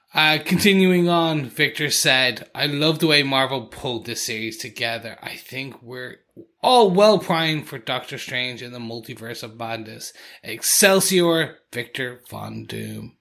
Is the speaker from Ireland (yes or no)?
yes; Ireland; me coming from Ireland